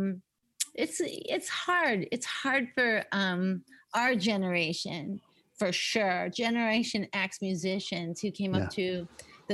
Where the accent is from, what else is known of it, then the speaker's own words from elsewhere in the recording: Winnipeg, Manitoba, Canada; also born or lived in Lexington, Kentucky, United States / Dauphin, Manitoba / Vancouver; now in Toronto, Canada; we moved from Lexington, Kentucky to Dauphin, Manitoba when I was 12.